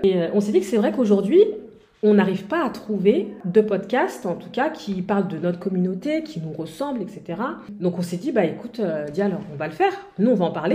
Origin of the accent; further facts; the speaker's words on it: France; on est française, euh, d'origine sénégalaise